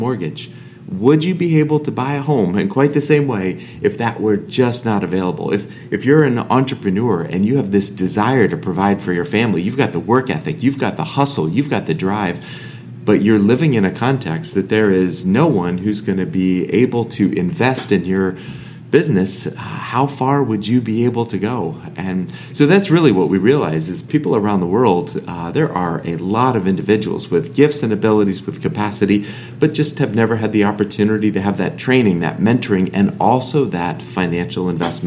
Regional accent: Massachusetts, United States; being a pastor's kid growing up in Massachusetts

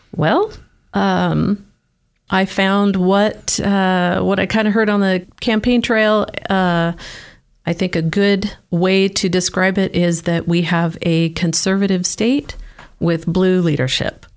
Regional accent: Oregon, United States; moved away as an adult; also born or lived in Salem, Oregon / Keizer, Oregon; now in Idaho, United States; born and raised in Oregon

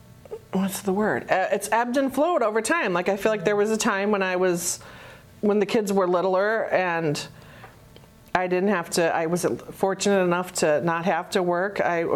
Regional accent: Canada; I was born in Canada, so I was kind of drawn to taking French in high school.

